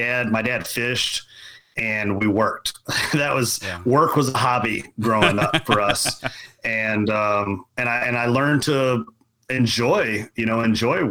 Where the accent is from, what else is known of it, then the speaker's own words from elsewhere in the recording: Central Kentucky, United States; I grew up in Central Kentucky, very much farming